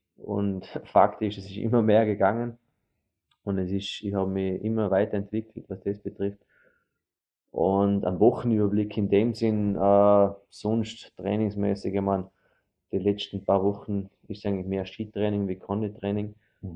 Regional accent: Vorarlberg, Austria; wir als Vorarlberger

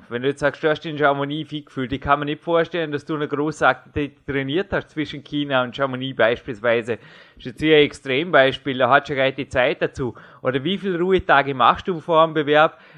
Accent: Austria; sagt man bei uns in Österreich.

